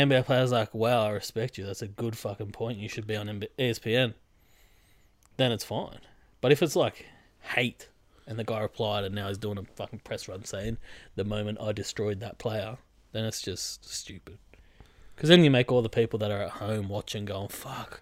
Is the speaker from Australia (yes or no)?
yes; Sydney, New South Wales, Australia; we're from Sydney.